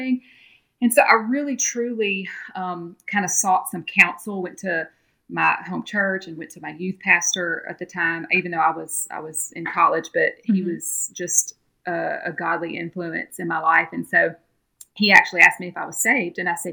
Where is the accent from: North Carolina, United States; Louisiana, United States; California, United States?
Louisiana, United States; moved away; I'm originally from Louisiana, from a little town right outside of Baton Rouge, Louisiana. And I grew up Southern Baptist. I went to a little Southern Baptist church in my hometown there